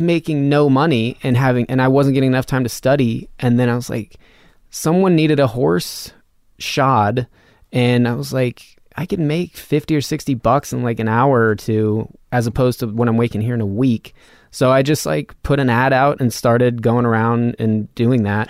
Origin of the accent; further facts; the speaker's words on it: north of Reno, Nevada, United States; moved away; also born or lived in Austin; like fifteen miles north of Reno, Nevada